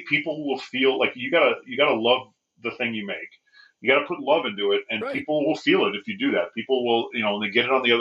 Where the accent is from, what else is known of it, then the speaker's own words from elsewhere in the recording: Bakersfield, California, United States; moved away; I'm from Bakersfield, California, and much of my family is still down there.